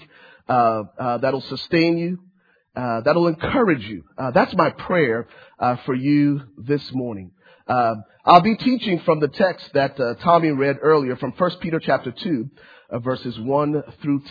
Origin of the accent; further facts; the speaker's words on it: Liberia; now in United States; I'm originally from Liberia, West Africa. My family was granted political asylum back in 1993, and my family relocated to the States.